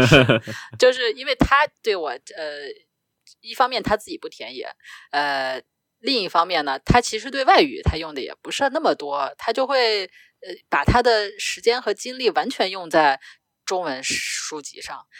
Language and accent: Chinese; China; first language Chinese; 我，一个中国人